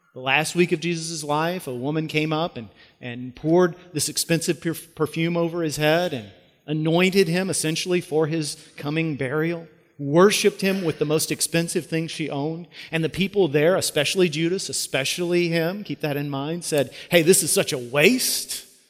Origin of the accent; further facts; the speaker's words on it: United States; As American Christians